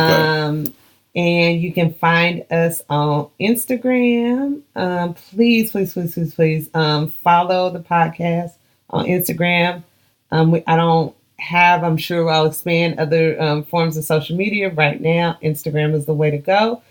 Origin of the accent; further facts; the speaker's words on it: Pomona, California, United States; now in Houston, United States; I ain't from Houston. I'm from Pomona, California, P-Town.